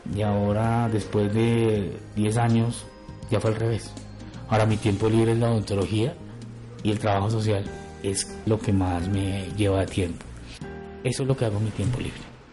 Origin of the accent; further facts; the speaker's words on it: Bogotá, Colombia; Yo soy de Bogotá